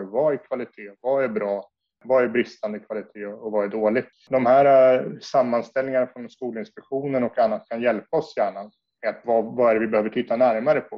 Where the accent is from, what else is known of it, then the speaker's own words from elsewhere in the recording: Södertälje, Stockholm County, Sweden; jag är född och uppvuxen i Södertälje